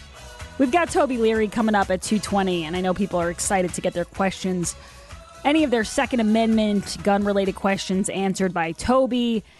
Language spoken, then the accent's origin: English; Milton, Massachusetts, United States; I'm from Milton